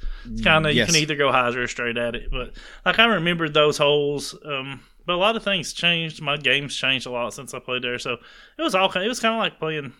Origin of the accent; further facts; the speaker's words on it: the South, United States; also born or lived in Alabama; I grew up in the South.